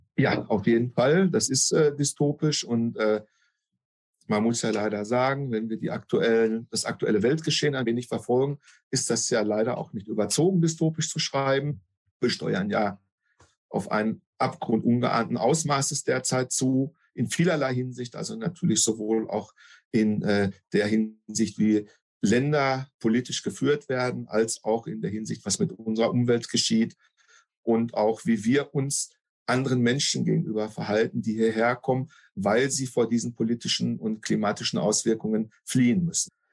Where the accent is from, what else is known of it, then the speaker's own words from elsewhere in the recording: North Rhine-Westphalia, Germany; bei uns in NRW